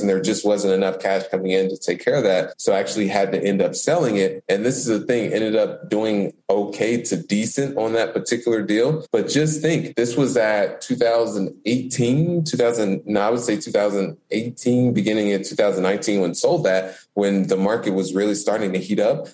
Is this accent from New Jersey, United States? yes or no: no; Indianapolis, Indiana, United States; I was born and raised in Indianapolis